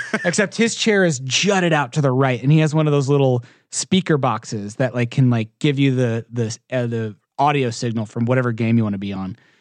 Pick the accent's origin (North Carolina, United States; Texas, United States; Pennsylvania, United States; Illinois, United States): Texas, United States; Houston; I'm not from the East, I'm from Houston, Texas